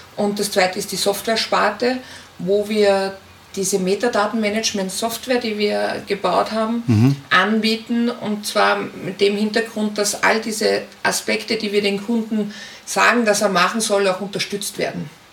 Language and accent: German; Linz, Upper Austria, Austria; Ich komme aus Österreich, bin in Linz zu Hause